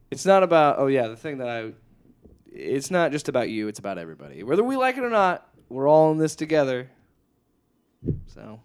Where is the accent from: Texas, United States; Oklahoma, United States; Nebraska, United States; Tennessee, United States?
Nebraska, United States; moved away; my home state